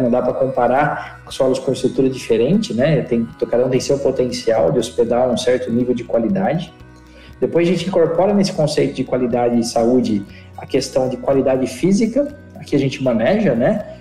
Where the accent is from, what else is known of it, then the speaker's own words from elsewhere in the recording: Piracicaba, São Paulo, Brazil; eu sou perescabana, nasci em Piracicaba